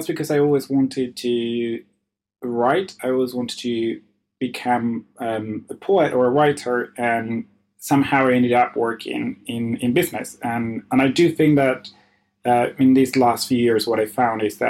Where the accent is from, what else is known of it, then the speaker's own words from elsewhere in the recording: Argentina; my city is quite small and it's very Argentinian